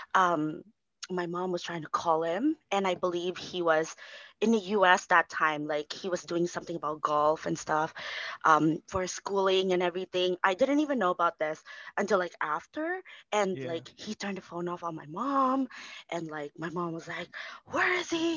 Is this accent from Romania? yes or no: no; Philippines; we're filipinos